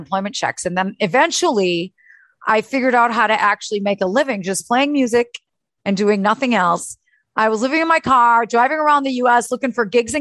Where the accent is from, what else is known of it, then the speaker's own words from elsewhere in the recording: Milwaukee, Wisconsin, United States; moved away as an adult; also born or lived in Austin, Texas; I never left Milwaukee after that, my hometown